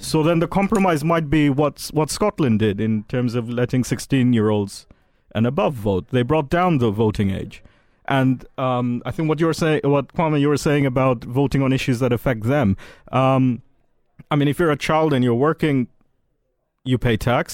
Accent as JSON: {"language": "English", "country": "Saudi Arabia", "tie": "born or raised there", "moved": "yes", "lives_now": "United Kingdom", "said": "I um, grew up in Saudi Arabia, but been here a while."}